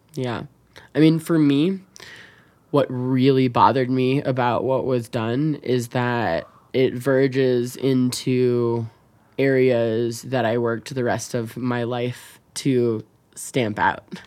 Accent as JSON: {"language": "English", "country": "United States", "also_born_or_lived": "Chicago", "lives_now": "Wyoming, United States", "said": "as an American, as a politician, as a citizen"}